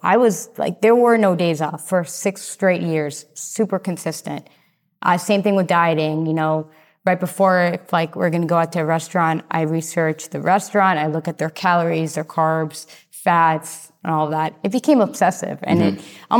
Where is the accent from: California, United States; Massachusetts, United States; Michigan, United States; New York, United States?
Massachusetts, United States; now in Austin, United States; So I came from Massachusetts to Austin, and it was 6 days driving.